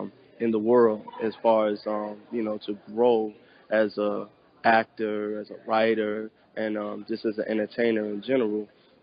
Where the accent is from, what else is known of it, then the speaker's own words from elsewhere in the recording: Chicago, Illinois, United States; I'm from the south suburbs outside the city of Chicago, so I spent a lot of time growing up in the burbs as well as, growing up in the city, too.